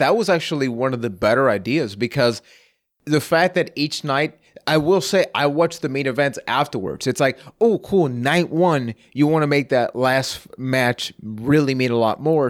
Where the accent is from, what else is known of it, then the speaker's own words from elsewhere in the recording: Puerto Rico; I am from Puerto Rico